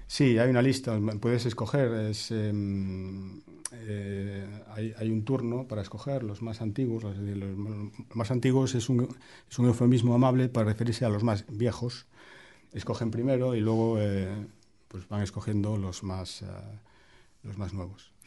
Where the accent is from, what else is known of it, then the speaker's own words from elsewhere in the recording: A Coruña, Galicia, Spain; moved away as an adult; also born or lived in Geneva; now in Wellington, New Zealand; mi ciudad natal, La Coruña, donde eh, cuando yo era pequeño